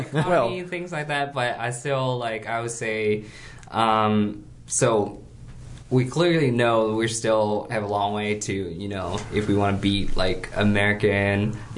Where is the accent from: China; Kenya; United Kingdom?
China; moved away as an adult; now in United States; growing up in China